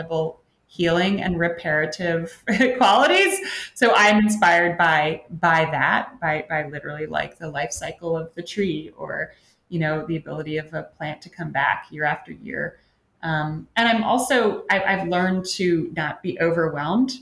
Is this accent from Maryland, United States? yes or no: yes; Annapolis, Maryland, United States; moved away; I am from the Annapolis, Maryland area